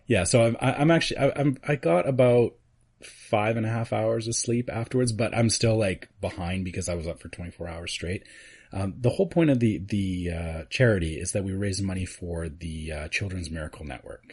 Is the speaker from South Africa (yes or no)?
no; Canada; being Canadian, we've already had Thanksgiving